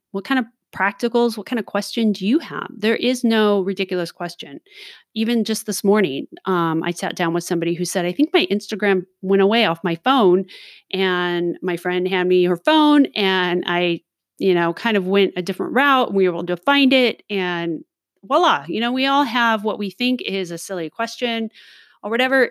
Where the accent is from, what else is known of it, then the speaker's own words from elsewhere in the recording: Southern California, United States; I was born and raised in Southern California